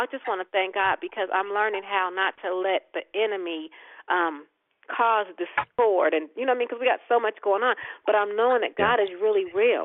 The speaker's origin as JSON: {"language": "English", "region": "West Coast", "country": "United States", "said": "We're from the West Coast, traveling to the East Coast"}